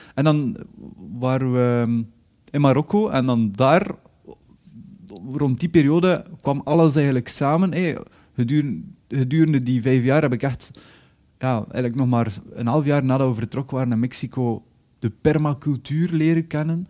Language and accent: Dutch; Belgium; moved away; also born or lived in Spain; ik ontvluchtte België omdat ik vond dat hier te veel regende.